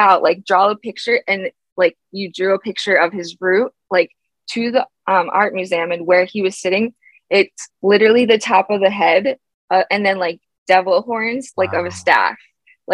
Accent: Philadelphia, Pennsylvania, United States; I'm from Philadelphia

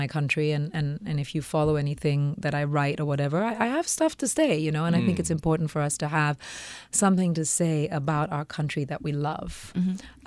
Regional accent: Singapore; also born or lived in India; I was born in India and I grew up in Singapore. So I moved here when I was 7

